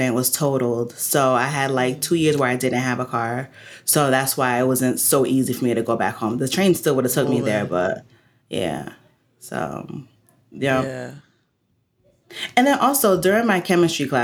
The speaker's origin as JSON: {"language": "English", "region": "New Jersey", "country": "United States", "said": "I'm from Jersey"}